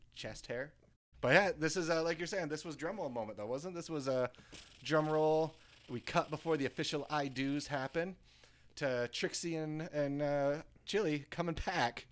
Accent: United States; as a American doofuses

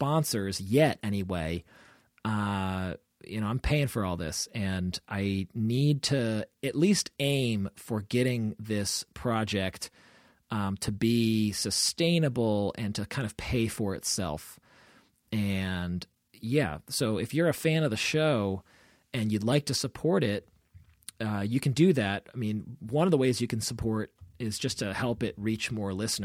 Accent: Olney, Maryland, United States; my hometown, Olney, Maryland

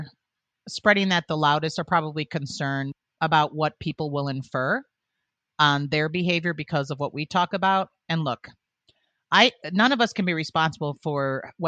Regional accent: Illinois, United States; Born and raised in Illinois, we lived in the same area. We went to the same high school

